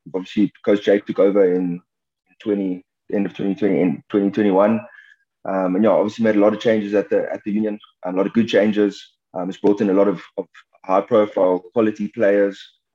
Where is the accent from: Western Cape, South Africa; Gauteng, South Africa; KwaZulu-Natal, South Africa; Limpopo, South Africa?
Western Cape, South Africa; moved away as an adult; now in Pretoria, South Africa; was born and bred in the Cape